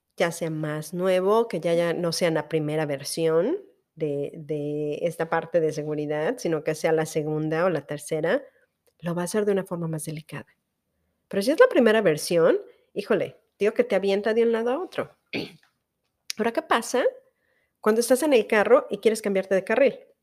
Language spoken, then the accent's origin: Spanish; Veracruz, Mexico; moved away; en Veracruz, que es de donde yo soy